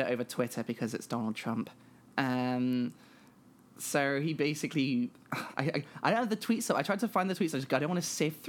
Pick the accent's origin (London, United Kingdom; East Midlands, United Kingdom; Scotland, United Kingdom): East Midlands, United Kingdom; Nottingham; accent: posh; I don't know if I have the accent of my hometown because I'm from Nottingham and this isn't a Nottingham accent. I think this is just a posh accent.